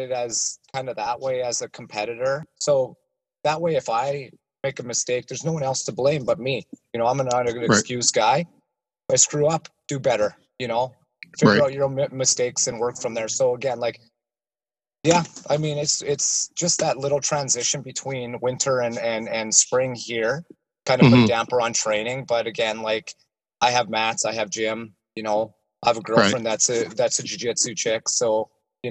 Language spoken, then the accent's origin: English; Regina, Saskatchewan, Canada; I'm from Regina, Saskatchewan